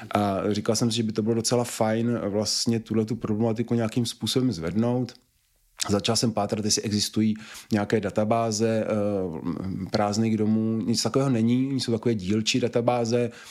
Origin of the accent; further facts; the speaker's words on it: Prague, Czechia; jsme prostě Pražáci